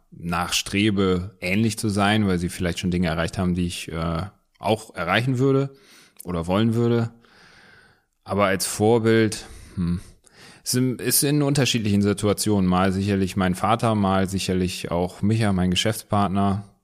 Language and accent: German; Wuppertal, North Rhine-Westphalia, Germany; born there; Gebürtig aus Wuppertal. Wuppertal. Wuppertal.